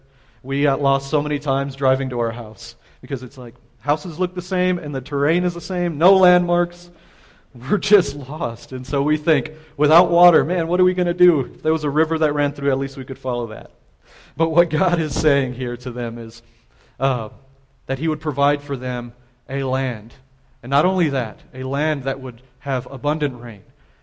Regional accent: San Antonio, Texas, United States; now in El Paso, United States; We come from San Antonio, and there's lots of trees. We have a river that runs through our city, and now I'm an El Pasoan.

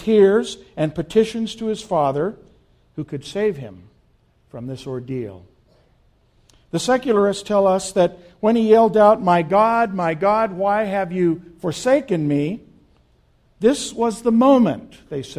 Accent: Las Cruces, New Mexico, United States; moved away as an adult; I grew up in Las Cruces

